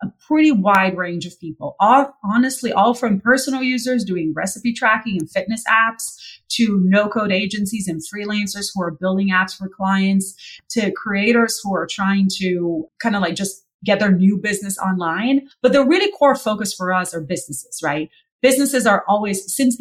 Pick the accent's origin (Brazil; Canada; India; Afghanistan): Brazil; moved away; also born or lived in San Francisco; I'm originally from Brazil